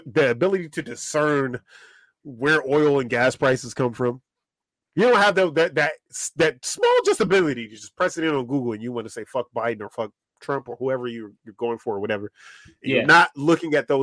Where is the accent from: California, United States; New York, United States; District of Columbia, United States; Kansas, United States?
District of Columbia, United States; Washington; My mom pooped me out in DC, and then I was here.